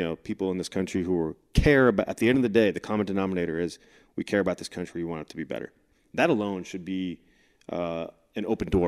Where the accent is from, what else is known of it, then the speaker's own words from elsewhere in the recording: California, United States; Again, when I came from California, coming through the minor leagues, and then getting here for my first couple of years in the big leagues